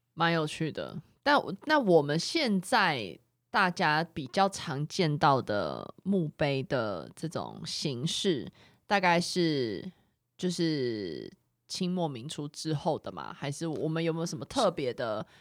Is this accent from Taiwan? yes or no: yes; Xindian, New Taipei, Taiwan; 我从小在新店长大